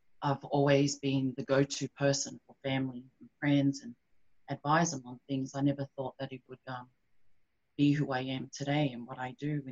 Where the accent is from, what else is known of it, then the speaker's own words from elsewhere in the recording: Sydney, New South Wales, Australia; also born or lived in Tonga; I live in Sydney, Australia. Been here since I was 6 months. So I was born in Tonga